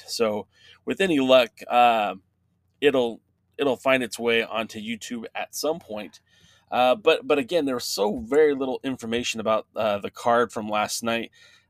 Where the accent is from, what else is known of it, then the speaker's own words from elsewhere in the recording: California, United States; in my hometown in Southern California, my backyard, we have SoCal Uncensored